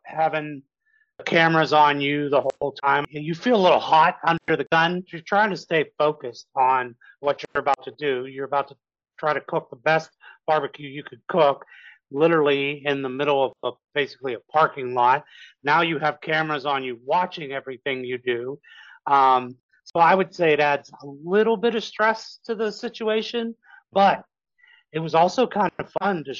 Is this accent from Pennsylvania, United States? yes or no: yes; Pittsburgh, Pennsylvania, United States; I'm from Pittsburgh